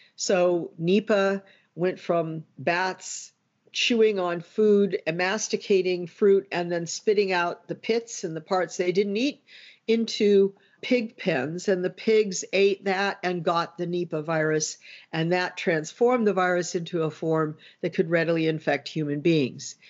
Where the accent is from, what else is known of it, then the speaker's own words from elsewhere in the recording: United States; as an American